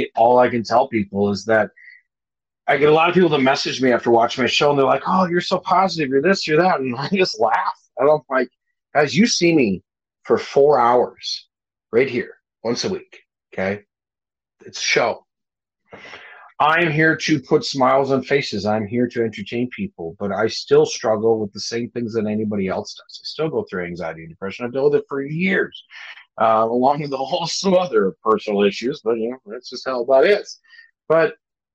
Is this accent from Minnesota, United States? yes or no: yes; Minnesota, United States; moved away as an adult; also born or lived in Hawaii; Minnesota for me is always, this is home. This is where I'm from. This is where I'm born and raised